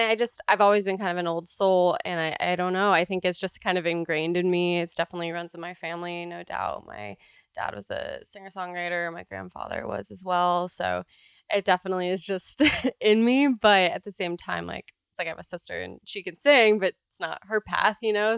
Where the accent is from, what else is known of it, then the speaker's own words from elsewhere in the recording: California, United States; also born or lived in Canada; I grew up in California, but in California. I'm half Canadian, and so I spent like three months of my whole life every single year there